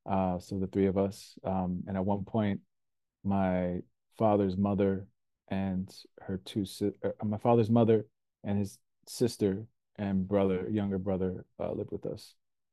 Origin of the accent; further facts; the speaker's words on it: Linden, New Jersey, United States; moved away as an adult; now in Houston, United States; I grew up in New Jersey. A town called Linden, New Jersey, right outside of Newark, and about 13 miles from Manhattan, New York. I live now currently in Houston, Texas. I've been here for almost a decade